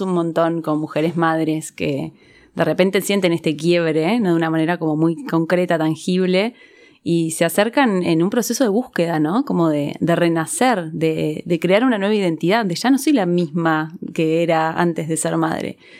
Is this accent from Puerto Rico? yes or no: no; Argentina; las personas que nacimos en Argentina y nos criamos acá